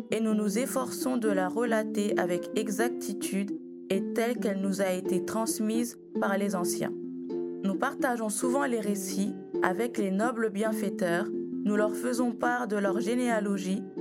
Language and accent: French; Sandoukouank, Upper River, Gambia; born there; Bonjour, c'est votre griot … qui vient à nouveau vous enseigner une nouvelle histoire. Je suis né à Sandoukouank dans la province de Bassé en Gambie.